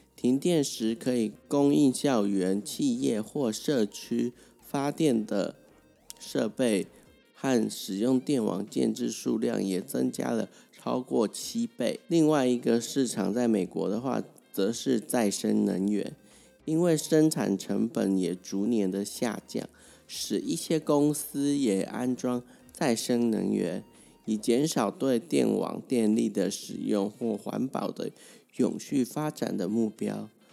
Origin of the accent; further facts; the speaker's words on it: Taiwan; 大家台湾人